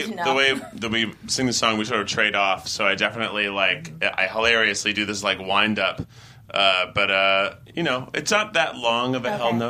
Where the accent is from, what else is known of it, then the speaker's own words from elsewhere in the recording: Tennessee, United States; Because I grew up in Tennessee.